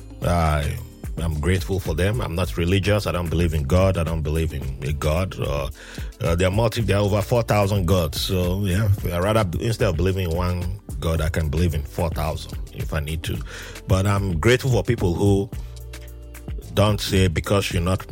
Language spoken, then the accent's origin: English; Nigeria; moved away; I'm from Nigeria